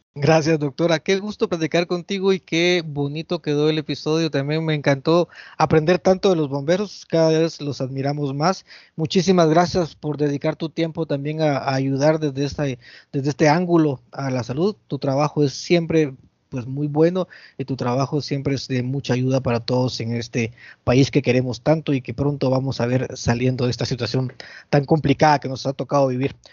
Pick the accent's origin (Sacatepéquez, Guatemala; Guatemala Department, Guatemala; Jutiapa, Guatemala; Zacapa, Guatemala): Guatemala Department, Guatemala; San Miguel Petapa; aquí en mi pueblo, en San Miguel Petapa